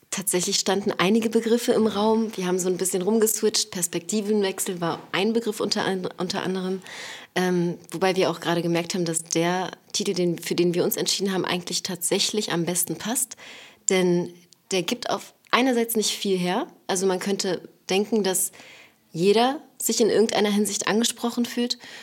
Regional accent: Berlin, Germany; born or raised there; also born or lived in Neukölln, Berlin

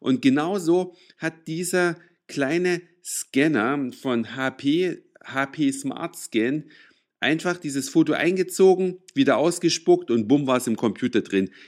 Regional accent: Saxony, Germany; now in Hamburg, Germany; Da, wo ich herkomme, aus Sachsen, da gibt's die Dinger in jedem Laden. In Hamburg schon ein bisschen schwieriger.

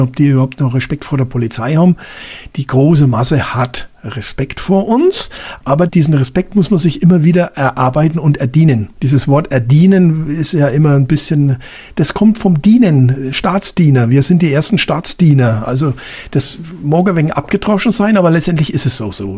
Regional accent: Germany; also born or lived in Bavaria; bei uns in Deutschland

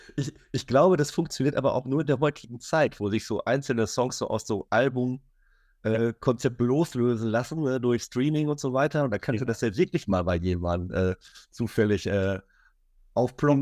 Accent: Minden, North Rhine-Westphalia, Germany; ich komme aus Ostwestfalen

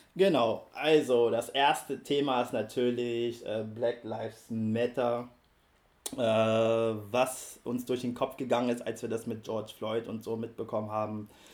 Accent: Berlin, Germany; Ich bin ja in Berlin aufgewachsen und ich komme aus dem Jahre 88

